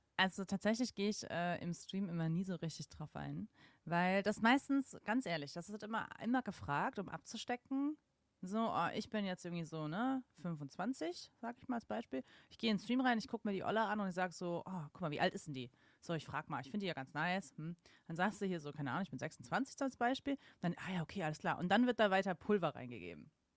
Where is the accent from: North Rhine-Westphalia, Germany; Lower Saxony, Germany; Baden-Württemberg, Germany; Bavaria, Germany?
Baden-Württemberg, Germany; Mannheim; moved away; ich bin ja aufgewachsen in Mannheim und Familie wohnt am Bodensee